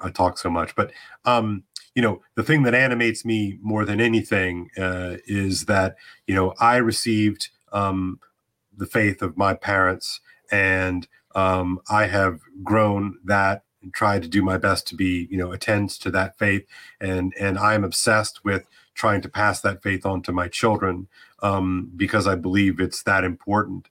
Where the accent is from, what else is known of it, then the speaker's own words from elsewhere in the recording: United States; I'm American after all